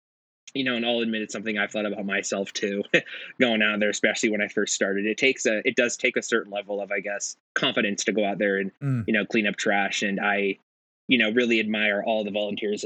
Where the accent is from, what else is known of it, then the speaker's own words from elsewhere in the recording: Silicon Valley, California, United States; now in Boise, United States; growing up in California and in Silicon Valley